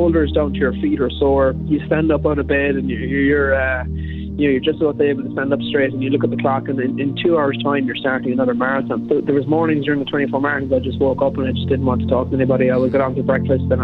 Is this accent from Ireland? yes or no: yes; Southwest Kerry, Munster, Ireland; I'm from Southwest Kerry.